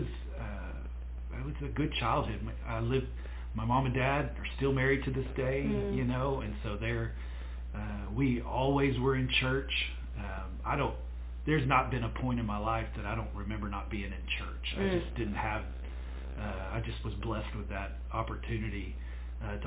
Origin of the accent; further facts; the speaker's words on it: Duncan, Oklahoma, United States; also born or lived in Lindsay, Oklahoma / Norman, Oklahoma; we moved to Duncan when I was in first grade, is when we moved to Duncan, and so I grew up there in Duncan, Oklahoma